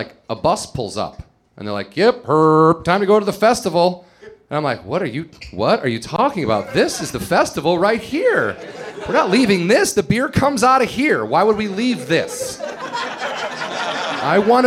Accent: Chicago, Illinois, United States; moved away; I'm from the Midwest, suburbs of Chicago, and you start drinking when you're like 14 there

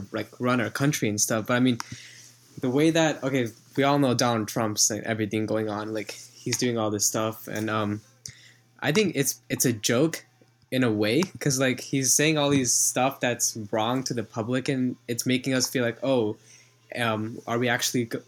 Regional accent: San Jose, California, United States; I'm from San Jose.

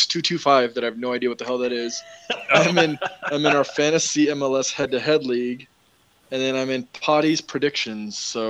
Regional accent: United States; Because I'm American. I'm from America.

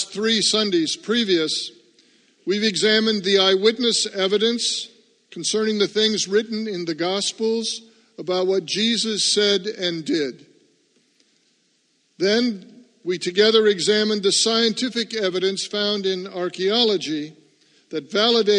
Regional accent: Seattle, Washington, United States; now in New England, United States; I grew up in Seattle

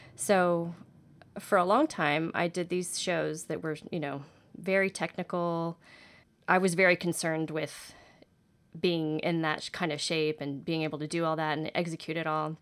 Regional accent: Houston, Texas, United States; I grew up in Houston dancing

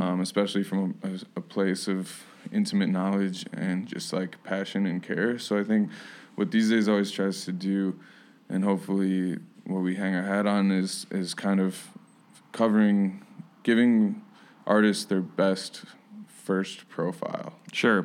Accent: Kalamazoo, Michigan, United States; moved away; my hometown of Kalamazoo Michigan

